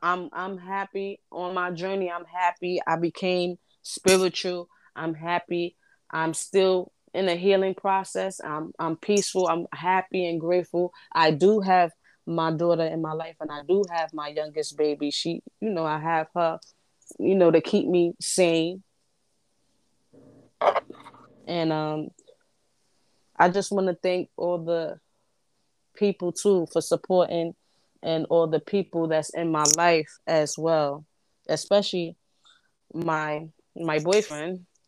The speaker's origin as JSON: {"language": "English", "town": "Brooklyn", "region": "New York", "country": "United States", "tie": "born or raised there", "said": "I was born in Brooklyn, raised in Brooklyn. That's just the ghetto in me."}